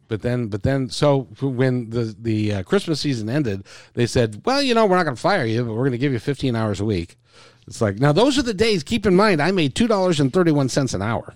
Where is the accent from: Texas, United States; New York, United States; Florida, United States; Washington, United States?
Washington, United States; Seattle; also born or lived in Idaho Falls, Idaho; we moved here about three months later. So, I've lived here my whole life, and, uh, um, grew up in the Ravenna area